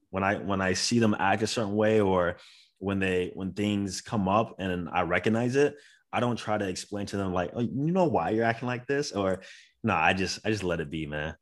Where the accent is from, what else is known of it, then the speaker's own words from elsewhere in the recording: Florida, United States; I am from Florida